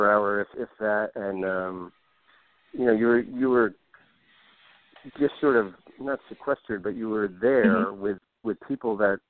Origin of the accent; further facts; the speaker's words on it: New Jersey, United States; moved away as an adult; now in Los Angeles, United States; I'm from Jersey, but I've been here 20 years, and this is home, and this is where my family is, and my kids and everything.